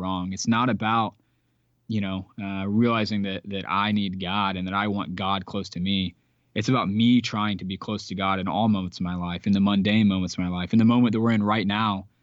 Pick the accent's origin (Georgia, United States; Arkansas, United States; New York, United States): Georgia, United States; I'm from Georgia. I'm a Georgia boy